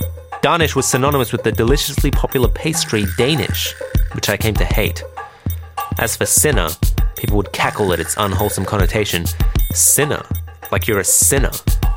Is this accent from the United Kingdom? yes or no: no; Iran; born there; I was born in Iran in the late 80s, a tumultuous time for the country.